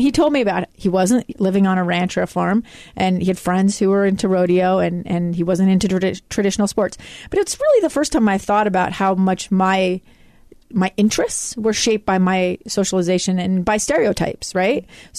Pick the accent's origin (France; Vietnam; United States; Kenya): United States; Alaska; I grew up in Alaska. Mm-hmm. And so most of the people of color I knew were, I knew one African-American human being until I came to college in Utah. So I went from Alaska to Utah.